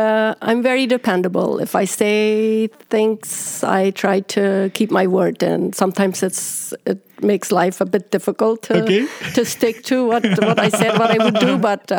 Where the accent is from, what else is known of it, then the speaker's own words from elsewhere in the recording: Paraguay; moved away; I grew up in Paraguay on a big farm.